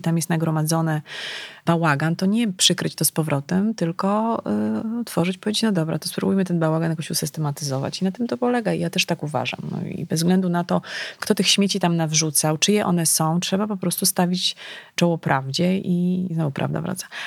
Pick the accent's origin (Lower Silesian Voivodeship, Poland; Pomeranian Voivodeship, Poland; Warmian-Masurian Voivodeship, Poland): Lower Silesian Voivodeship, Poland; Legnica; ja pochodzę z Legnicy, tak, Guten Morgen, to mm, wiesz, bliskość e, granicy niemieckiej, to, to był rzut beretem. E, to był początek, ja szłam do liceum na początku lat 90.